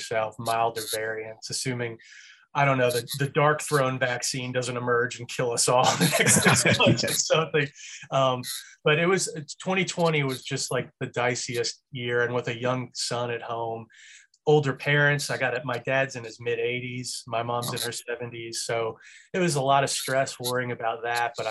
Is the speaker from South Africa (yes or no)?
no; Marietta, Georgia, United States; also born or lived in Memphis, Tennessee; I was raised in a suburb, Cobb County, in Marietta, Georgia.